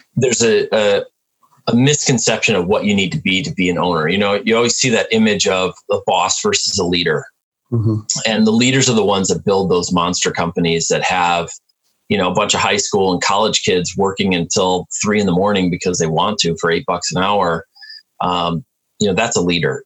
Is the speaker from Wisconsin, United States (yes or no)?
yes; Milwaukee, Wisconsin, United States; also born or lived in Detroit, Michigan; I'm from Milwaukee, so we have Summerfest